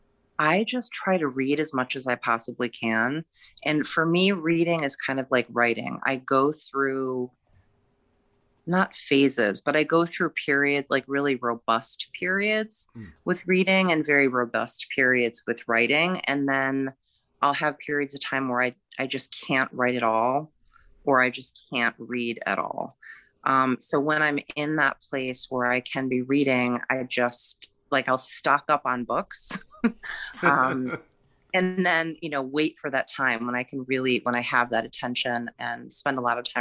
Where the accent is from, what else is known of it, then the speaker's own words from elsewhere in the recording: Michigan, United States; moved away as an adult; also born or lived in Massachusetts; now in Connecticut, United States; I grew up in Michigan. And I live in Connecticut now